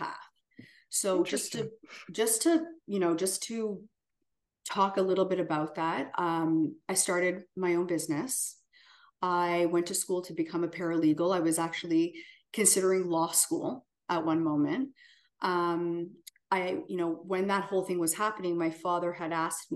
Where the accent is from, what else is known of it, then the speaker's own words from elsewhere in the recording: Canada; moved away as an adult; as a Canadian